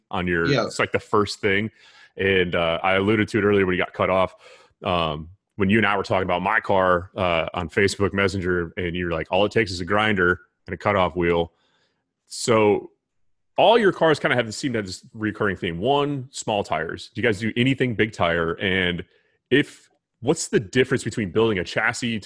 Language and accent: English; United States; I'm from Carolina